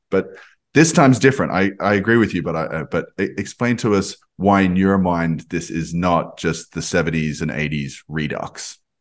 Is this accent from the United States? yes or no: no; Australia; accent: Australian; I'm, I'm Australian, you can probably hear from my, from my accent